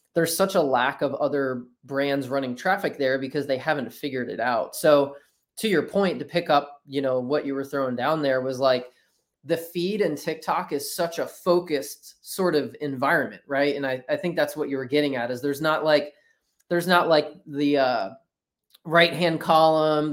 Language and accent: English; New Jersey, United States; now in Orlando, United States; I grew up in South Jersey